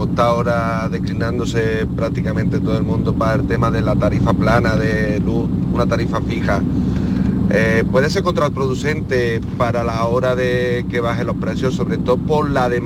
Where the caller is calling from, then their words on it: Alcalá de Guadaíra, Andalusia, Spain; Buenos días … de Alcalá de Guadaira. Me encanta vuestro programa.